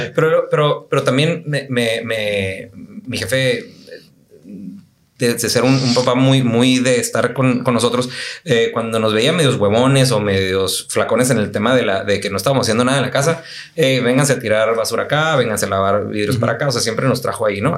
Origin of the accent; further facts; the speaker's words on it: Tijuana, Baja California, Mexico; also born or lived in United States; yo me considero muy tijuanense